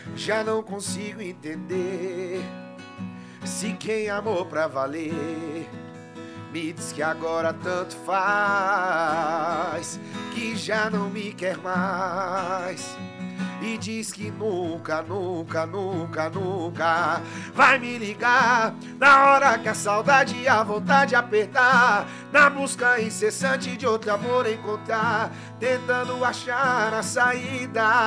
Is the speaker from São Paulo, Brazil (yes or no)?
yes; Guarujá, São Paulo, Brazil; eu morei minha vida inteira no Guarujá